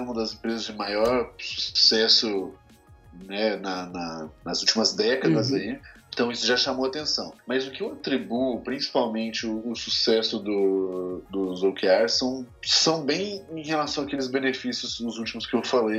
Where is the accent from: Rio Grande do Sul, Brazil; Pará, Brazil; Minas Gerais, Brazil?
Minas Gerais, Brazil; moved away; sou mineiro, né, mais conhecido como mineiro, inclusive